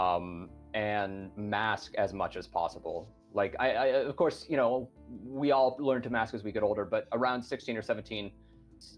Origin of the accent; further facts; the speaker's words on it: Montana, United States; moved away as an adult; also born or lived in Japan; now in Spain; where I grew up in Montana